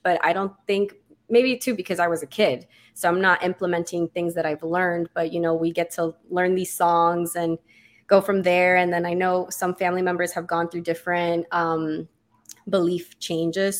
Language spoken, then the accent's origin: English; Miami, Florida, United States; moved away as an adult; now in Orlando, United States; I am from Miami. I actually moved away for school